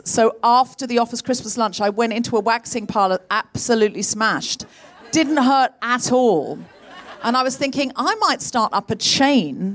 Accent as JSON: {"language": "English", "country": "Australia", "tie": "born or raised there", "also_born_or_lived": "Britain", "moved": "as an adult", "lives_now": "United Kingdom", "said": "I was born and raised in Australia, but I've lived in Britain all my grown-up life."}